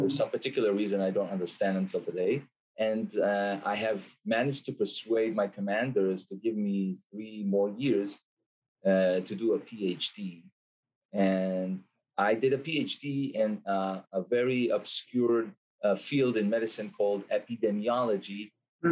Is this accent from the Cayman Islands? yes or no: no; Israel; I'm an Israeli guy, born and raised in Israel